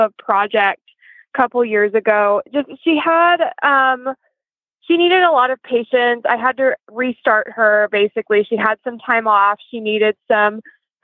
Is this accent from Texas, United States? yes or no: no; Knoxville, Tennessee, United States; moved away as an adult; now in Lexington, United States; I'm originally from Knoxville, Tennessee, but I moved up to Lexington a couple years ago.